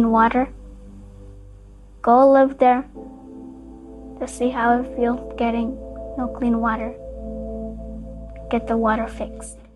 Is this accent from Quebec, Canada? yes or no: no; Shkanaga First Nation, Ontario, Canada; moved away; I'm from the Shkanaga First Nation.